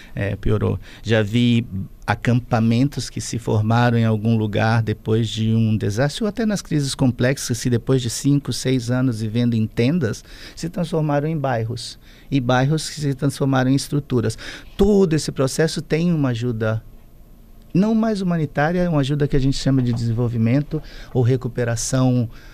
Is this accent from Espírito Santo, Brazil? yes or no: yes; Vila Velha, Espírito Santo, Brazil; sou daqui, de Vitória, de, de Vila Velha, na verdade, de Capixaba de coração. É, vim para cá muito pequeno